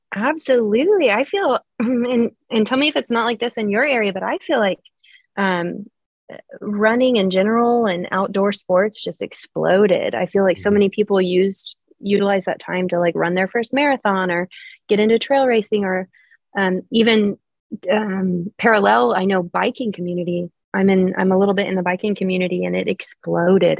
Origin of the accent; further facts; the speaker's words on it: Oklahoma City, Oklahoma, United States; I'm from here. Oklahoma City is where I've been raised. I've spent my whole life here